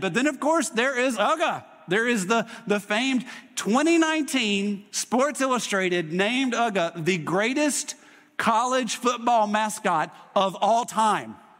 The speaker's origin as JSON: {"language": "English", "region": "Mississippi", "country": "United States", "tie": "born or raised there", "moved": "yes", "said": "I grew up in Mississippi going to a Mississippi State football game"}